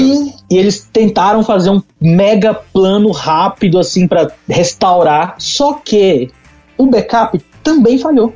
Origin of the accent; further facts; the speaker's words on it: Itabira, Brazil; lá na minha cidade, em Itabeira, no caso aqui que eu estou hoje em Itabeira